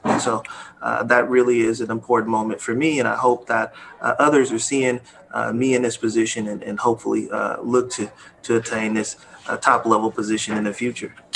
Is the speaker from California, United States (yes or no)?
yes; Oakland, California, United States; as a young uh, man growing up in Oakland